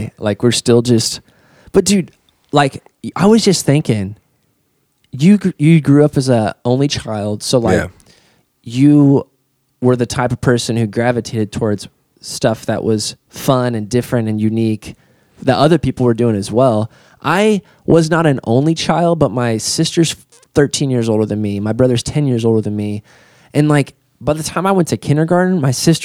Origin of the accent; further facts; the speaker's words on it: Fort Branch, Indiana, United States; a DJ in Fort Branch when we were growing up